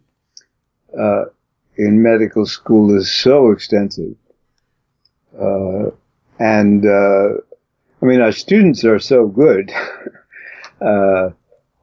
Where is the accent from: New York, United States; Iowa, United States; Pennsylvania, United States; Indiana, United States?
New York, United States; New York City; I come from Brooklyn